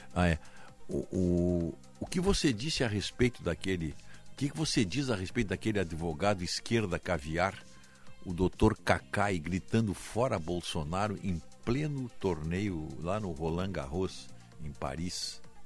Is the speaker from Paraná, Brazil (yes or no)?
no; Viamão, Rio Grande do Sul, Brazil; me criei lá em Viamão